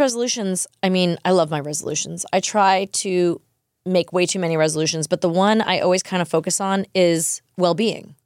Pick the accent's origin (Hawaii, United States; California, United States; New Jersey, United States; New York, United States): New York, United States; born or raised there; now in Nashville, United States